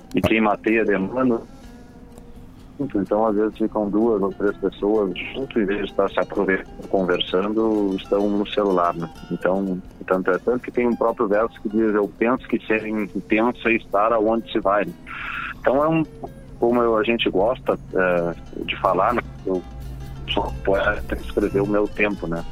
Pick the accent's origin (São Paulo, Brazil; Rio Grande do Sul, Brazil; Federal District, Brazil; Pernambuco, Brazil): Rio Grande do Sul, Brazil; Pelotas; Eu moro em Pelotas